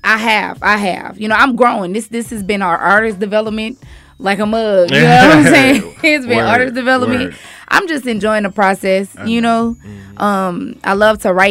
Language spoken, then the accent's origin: English; New Iberia, Louisiana, United States; I am from New Iberia, Louisiana